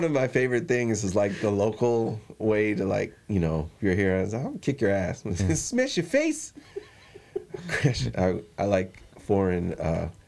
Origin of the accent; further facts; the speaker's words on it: New Zealand; I'm from New Zealand.